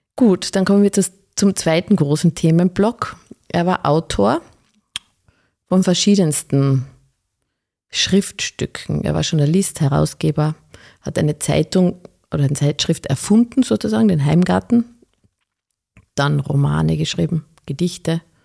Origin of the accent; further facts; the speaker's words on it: Carinthia, Austria; moved away; also born or lived in Styria; Ich komme ja aus Kärnten